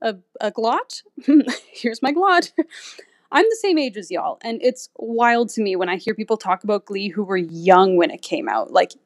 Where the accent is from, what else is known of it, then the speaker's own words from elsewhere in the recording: Saskatchewan, Canada; My pronouns are she, her, and I'm from Saskatchewan.